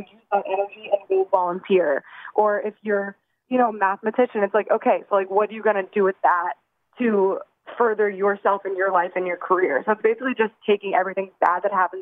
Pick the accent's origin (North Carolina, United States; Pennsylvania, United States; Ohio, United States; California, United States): Pennsylvania, United States; New Castle; now in Los Angeles, United States; I'm from Newcastle